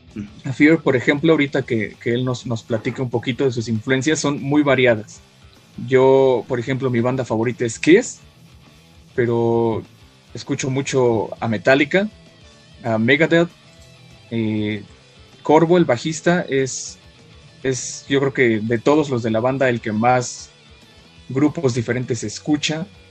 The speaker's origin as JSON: {"language": "Spanish", "country": "Mexico", "said": "nuestras raíces mexicanas en este disco que a pesar de que cantamos en inglés y nuestro grupo es en inglés, seguimos siendo mexicanos"}